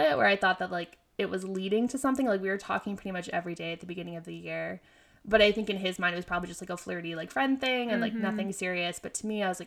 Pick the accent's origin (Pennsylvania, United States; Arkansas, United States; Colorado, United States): Pennsylvania, United States; York; moved away as an adult; now in New York, United States; that's my hometown hospital